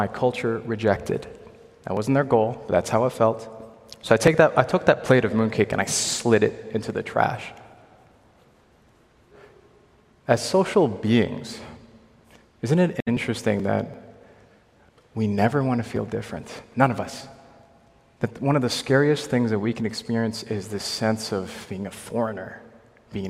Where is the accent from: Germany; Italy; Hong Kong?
Hong Kong; moved away; also born or lived in Ontario; I'm from Hong Kong